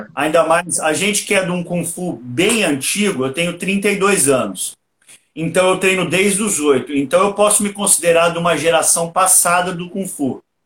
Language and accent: Portuguese; Porto Ferreira, São Paulo, Brazil; eu sou natural aqui de Porto Ferreira, interior de São Paulo mesmo.